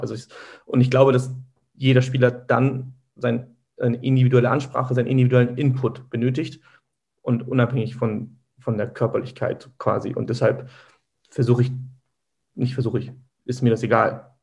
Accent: Hamburg, Germany; bin hier in Hamburg geboren. Meine Eltern kommen gebürtig aus der Türkei. Ähm, meine Wurzeln liegen hier im Süden Hamburgs.

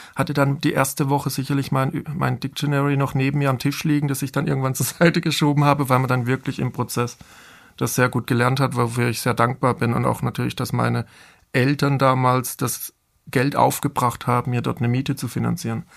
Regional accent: Bad Mergentheim, Baden-Württemberg, Germany; moved away as an adult; also born or lived in Offenbach; aus meiner Region, aus, wo ich herkomme, aus dem Taubertal

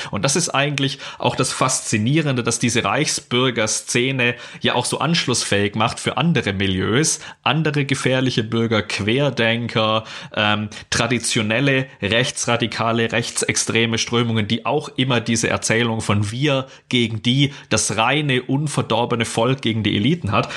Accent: Baden-Württemberg, Germany; ich komme aus Baden-Württemberg

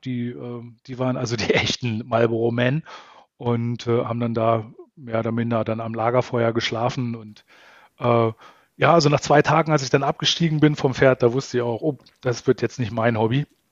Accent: Salzgitter, Lower Saxony, Germany; moved away as an adult; also born or lived in Braunschweig / Berlin / Baden-Württemberg; ich bin äh, aus Norddeutschland, ich bin äh, Niedersachse, äh, bin in Salzgitter ähm, geboren und aufgewachsen

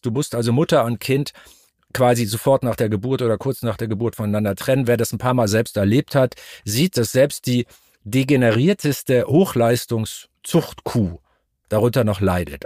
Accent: Altes Land, Lower Saxony, Germany; now in Hamburg, Germany; Ich komme aus Norddeutschland, aus dem alten Land, Obstanbaugebiet. Ich bin auf so einem landwirtschaftlichen Apfelnebenerwerbshof aufgewachsen.

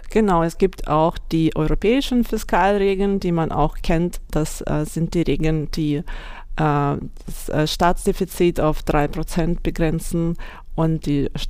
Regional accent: Vladivostok, Primorsky Krai, Russia; German is a second language; moved away as an adult; now in Germany; Ich habe schon in meiner Heimat in Wladivostok im Fernosten Russland studiert und dann gearbeitet. Und nach Deutschland kam ich 2012.

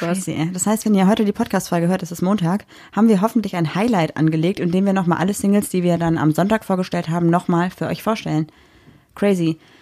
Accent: Düsseldorf, North Rhine-Westphalia, Germany; ich bin 26 Jahre alt und ich komme aus Düsseldorf.

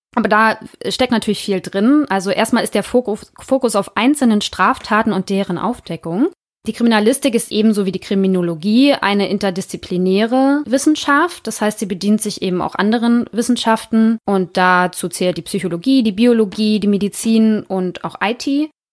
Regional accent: Northern Germany, Germany; also born or lived in Hamburg; wie wir hier bei uns im Norden sagen

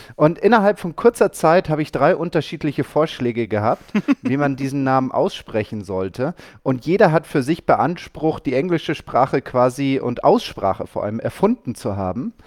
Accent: Germany; bei uns in Deutschland

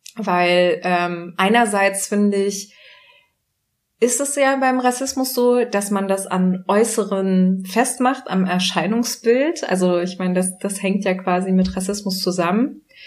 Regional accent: Germany; born or raised there

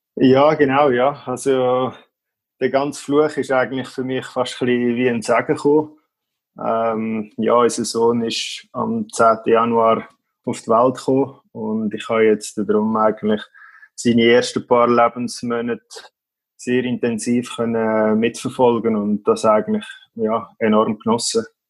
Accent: Schneisingen, Aargau, Switzerland; in unserem Dorf, wo ich aufgewachsen bin, in Schneisigen

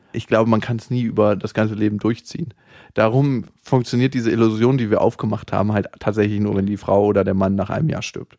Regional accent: Germany; accent: German; mit meinem deutschen Akzent.

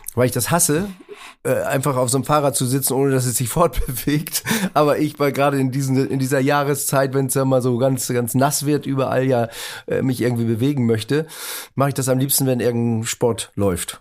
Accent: Northern Germany, Germany; moved away as an adult; also born or lived in Baden-Baden; ich war Norddeutscher

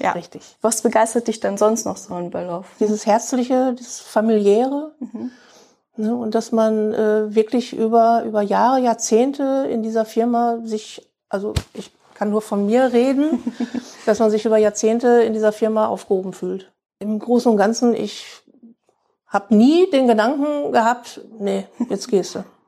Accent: Bielefeld, North Rhine-Westphalia, Germany; für mich als Ur-Bielefelder, ich bin ja auch in mhm. Bielefeld mhm. geboren, ja, ist schon irgendwo, es ist meine Heimat

